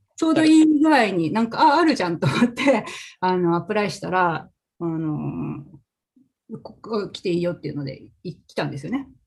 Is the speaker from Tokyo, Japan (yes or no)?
no; Fukaya, Saitama, Japan; now in Portland, United States; 私は埼玉県の深谷市というところで生ま生まれ育ちなんですけれども